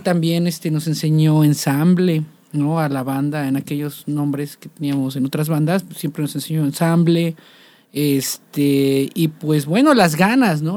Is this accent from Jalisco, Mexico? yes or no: no; Coatepec, Veracruz, Mexico; moved away as an adult; now in Xalapa, Mexico; yo vengo de una familia un poco tradicional, ¿no? Eh, y también de una ciudad un poco tradicional, que es Coatepec, Veracruz